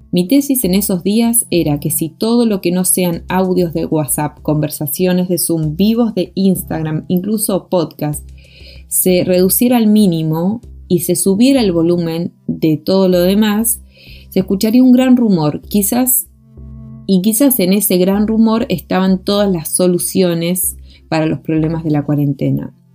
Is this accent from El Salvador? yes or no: no; Argentina; moved away as an adult; now in Chile; soy artista y gestora argentina y me encuentro viviendo en Chile desde 2015